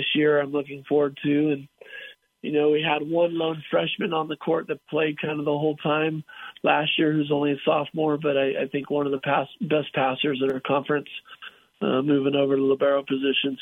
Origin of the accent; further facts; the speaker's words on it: California, United States; moved away; I grew up in California